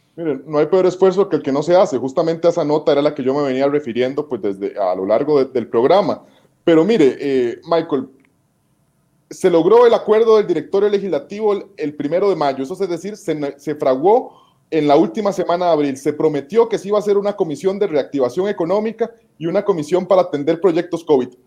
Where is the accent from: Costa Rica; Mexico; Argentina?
Costa Rica; nosotros como costarricenses